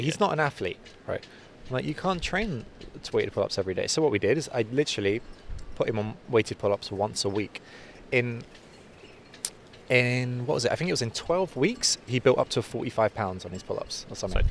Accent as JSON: {"language": "English", "region": "London", "country": "United Kingdom", "tie": "born or raised there", "also_born_or_lived": "North Cyprus", "said": "I was born in London, but my family are from, from North Cyprus."}